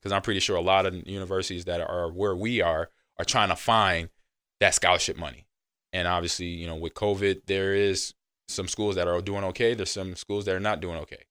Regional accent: Los Angeles, California, United States; I remember growing up in Los Angeles where the teachers went on strike

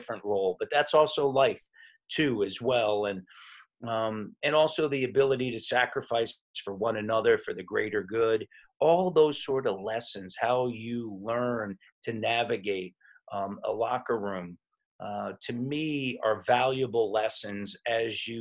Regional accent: New York, United States; moved away as an adult; also born or lived in Memphis / Charlotte; now in Toronto, Canada; I'm originally from New York

